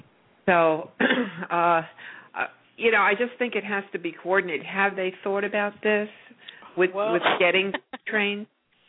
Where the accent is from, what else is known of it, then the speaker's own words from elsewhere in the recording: Yonkers, New York, United States; now in Florida, United States; I grew up in Yonkers, New York